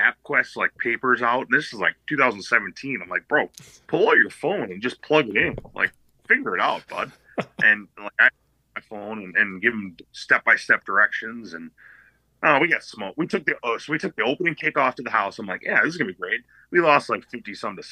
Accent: Madison, Wisconsin, United States; moved away as an adult; also born or lived in Sun Prairie, Wisconsin; now in Mankato, United States; growing up in Madison

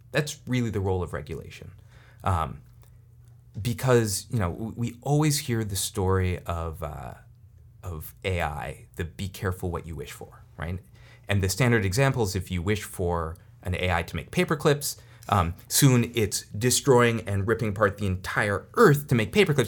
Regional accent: Silicon Valley, California, United States; I'm from Silicon Valley

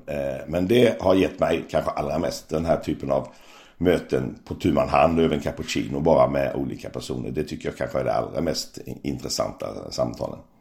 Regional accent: Växjö, Kronoberg County, Sweden; jag är ju uppvuxen i Växjö, smålänning

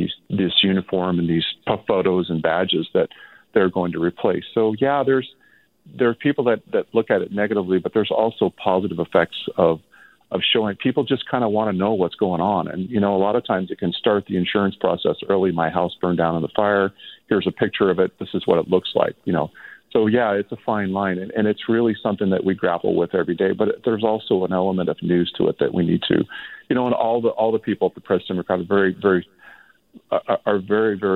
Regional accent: Lake County, California, United States; I grew up in the area. I grew up in Lake County

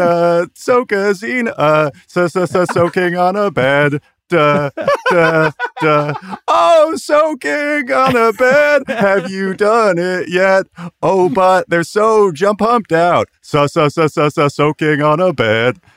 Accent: Washington, United States; I grew up around Washington State

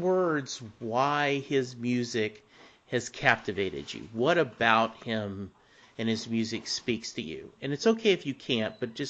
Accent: Louisiana, United States; now in Dallas, United States; I'm from Dallas, Texas, but I grew up in, I was born in Louisiana. My dad was in the Army, so we moved around a lot. But when he retired from the military and my parents got a divorce, we settled in Louisiana, and I stayed in Louisiana for years.

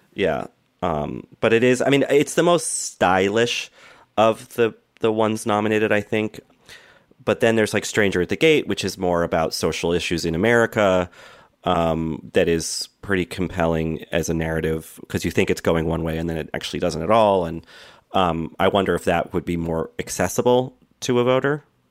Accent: Boston, Massachusetts, United States; I grew up in Boston

